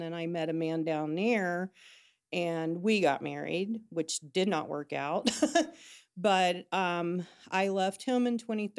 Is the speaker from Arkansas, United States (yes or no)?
no; Cincinnati, Ohio, United States; moved away as an adult; now in Huntington, United States; I didn't. I'm from Cincinnati. My brother lived over here. My aunt lived over here. And I moved here in 88.